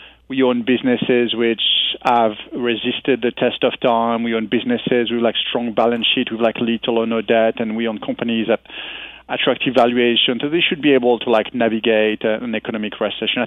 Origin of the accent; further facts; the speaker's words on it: France; moved away as an adult; now in United States; I come from France